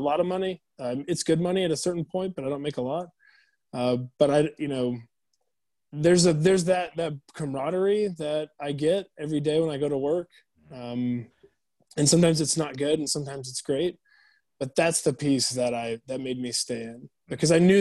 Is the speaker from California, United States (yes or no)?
yes; Bay Area, California, United States; moved away as an adult; also born or lived in Georgia; now in Italy; Everybody I know of that I grew up with in the Bay Area